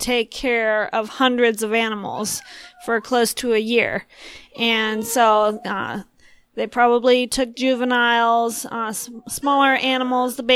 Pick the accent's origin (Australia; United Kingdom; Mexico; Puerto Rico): Puerto Rico; now in United States; growing up in Puerto Rico, you know, your blood thins out and you get used to pretty hot temperatures